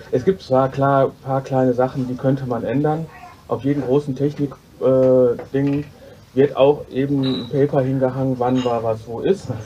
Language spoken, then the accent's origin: German; Duisburg, North Rhine-Westphalia, Germany; ich komme aus Duisburg.